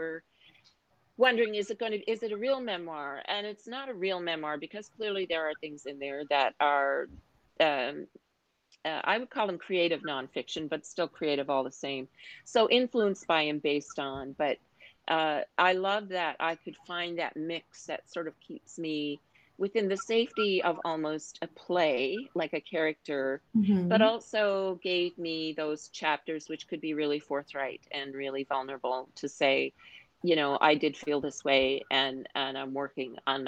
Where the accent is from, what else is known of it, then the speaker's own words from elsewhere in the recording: Newfoundland and Labrador, Canada; any of us who were from Newfoundland said we're from Newfoundland